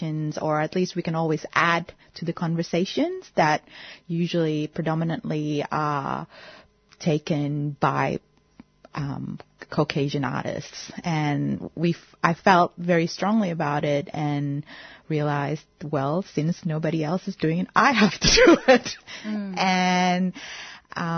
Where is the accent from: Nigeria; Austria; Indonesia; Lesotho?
Indonesia; now in Melbourne, Australia; I'm a Melbourne-based artist, and I was born in Indonesia and now live in Australia.